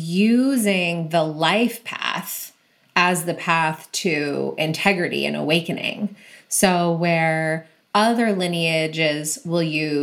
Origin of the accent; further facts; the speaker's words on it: Boston, Massachusetts, United States; From Boston. Yep. From Boston.